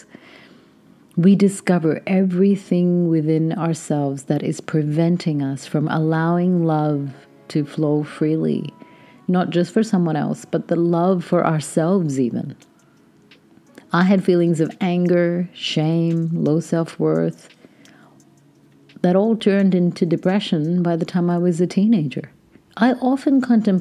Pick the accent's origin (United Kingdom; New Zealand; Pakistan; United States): Pakistan; I grew up in Pakistan to Indian parents, heavily conditioned by religious and social taboos.